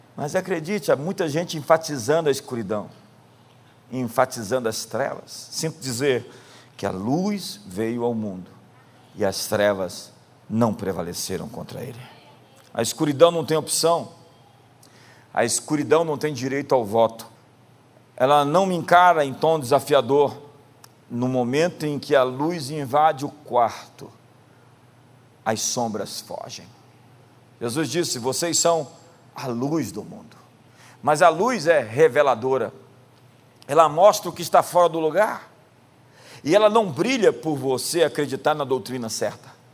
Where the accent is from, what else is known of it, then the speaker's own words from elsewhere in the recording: Brazil; nós somos brasileiros